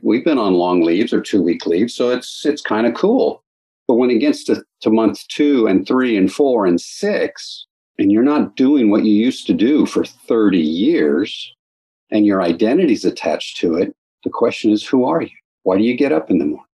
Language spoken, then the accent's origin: English; Los Angeles, California, United States; moved away as an adult; now in Moyock, United States; I grew up in the San Fernando Valley and Southern California, in Los Angeles area